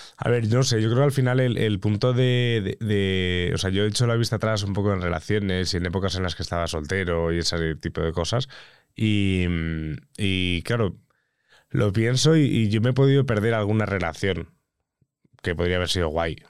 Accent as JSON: {"language": "Spanish", "area": "Mallorca", "region": "Balearic Islands", "country": "Spain", "said": "yo soy de Mallorca"}